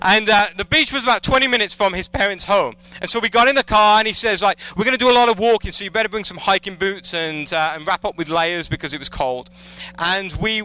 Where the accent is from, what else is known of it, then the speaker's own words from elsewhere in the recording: England, United Kingdom; moved away as an adult; when I lived in England, I'm originally from England. I moved here about 5 years ago